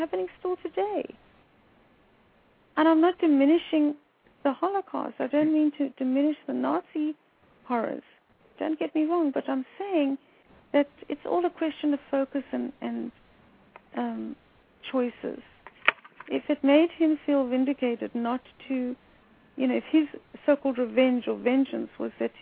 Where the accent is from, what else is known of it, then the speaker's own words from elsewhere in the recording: South Africa; moved away as an adult; now in United States; I grew up in South Africa in the time of apartheid